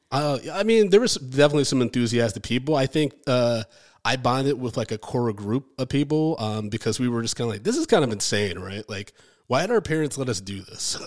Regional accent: Ann Arbor, Michigan, United States; moved away as an adult; now in New York, United States; I grew up in Ann Arbor, Michigan

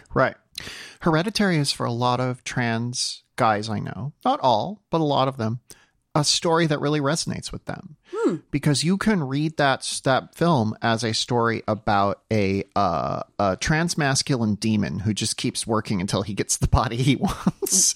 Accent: South Dakota, United States; moved away; where I grew up in South Dakota

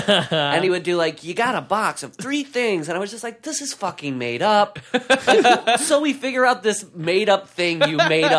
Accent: Iowa, United States; moved away; I grew up in Iowa

